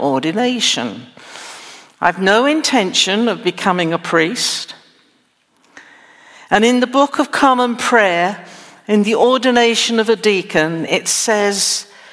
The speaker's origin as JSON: {"language": "English", "region": "England", "country": "United Kingdom", "tie": "born or raised there", "also_born_or_lived": "United States", "moved": "yes", "lives_now": "Texas, United States", "said": "I'm not a native Texan, but I was born in England"}